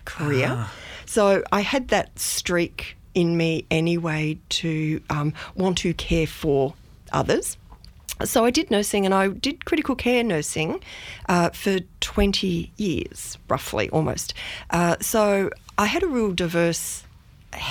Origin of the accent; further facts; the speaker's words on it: Melbourne, Victoria, Australia; moved away as an adult; also born or lived in Dinner Plain / Myrtleford; now in Beechworth, Australia; I grew up in Melbourne. So I grew up in the eastern suburbs of Melbourne and had what I call a pretty idyllic childhood.